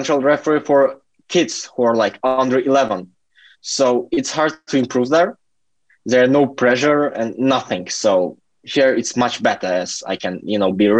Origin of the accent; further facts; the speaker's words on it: Latvia; also born or lived in Turkey; now in United Kingdom; I'm from Latvia. I've lived in Turkey for 10 years.